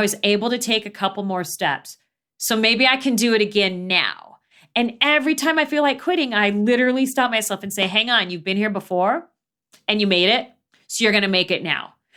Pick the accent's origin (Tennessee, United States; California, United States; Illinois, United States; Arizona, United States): Arizona, United States; Phoenix; when I was growing up in Phoenix